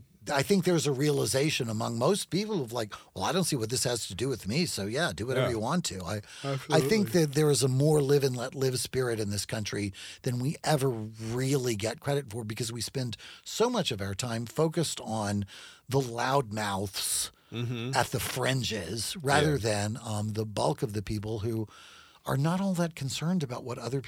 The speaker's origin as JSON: {"language": "English", "region": "California", "country": "United States", "also_born_or_lived": "Natchitoches / South Carolina", "said": "I mean, I'm from California, is my home state, so..."}